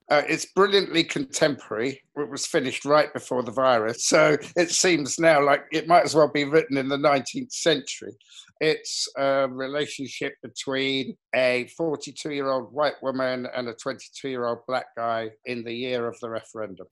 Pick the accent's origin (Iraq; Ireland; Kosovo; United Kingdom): United Kingdom; England; an English kid in the 60s and 70s